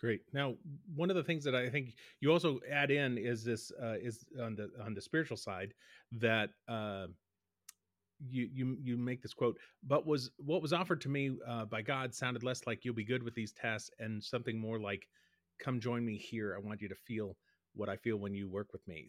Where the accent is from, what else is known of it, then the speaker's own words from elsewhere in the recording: Boston, Massachusetts, United States; growing up in Boston